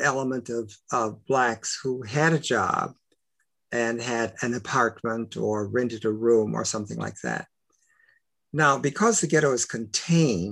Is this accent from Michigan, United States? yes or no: yes; Detroit, Michigan, United States; first language English; I was born in Detroit, Michigan, and we are longtime Detroiters.